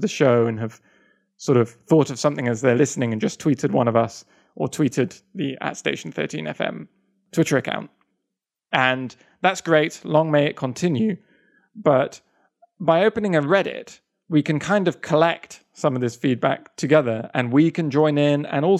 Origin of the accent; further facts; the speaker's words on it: Russia; English is a second language; I'm from Russia. That's one of them. Russia.